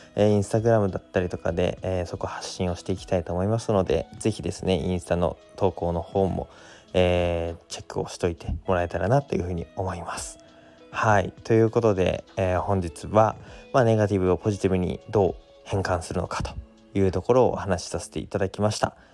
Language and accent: Japanese; Koriyama, Fukushima, Japan; now in Minamisoma, Japan; 僕はあの南相馬からですね郡山、まあ、自分の地元の方に